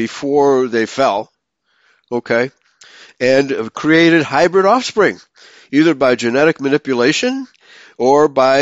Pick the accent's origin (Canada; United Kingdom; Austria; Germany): Germany; near Heidelberg, Baden-Württemberg; that's near my hometown